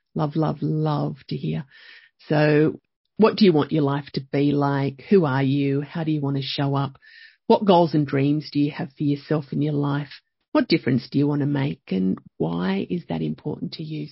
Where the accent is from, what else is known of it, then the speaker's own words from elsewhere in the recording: Young, New South Wales, Australia; also born or lived in Penrith; I grew up, I was born in Penrith. We moved to Young when I was, I think, about four, and grew up there